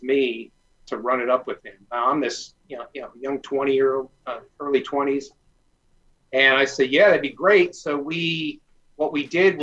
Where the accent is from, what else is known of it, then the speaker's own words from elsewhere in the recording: Detroit, Michigan, United States; I grew up in the Detroit area